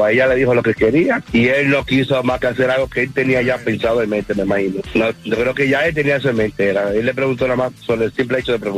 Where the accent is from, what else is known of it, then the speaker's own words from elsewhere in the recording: Dominican Republic; Dominicano, gatita.